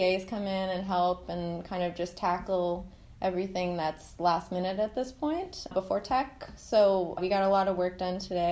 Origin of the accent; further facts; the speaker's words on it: New York, United States; moved away as an adult; now in Irvine, United States; I'm from New York, and I moved out here a few years ago